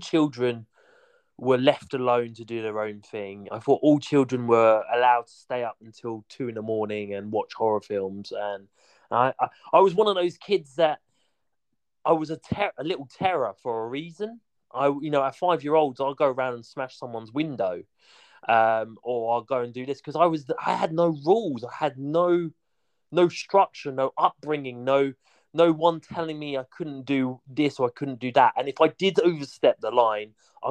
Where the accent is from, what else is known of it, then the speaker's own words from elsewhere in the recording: Hastings, South East England, United Kingdom; also born or lived in Royal Tunbridge Wells; I was born in Hastings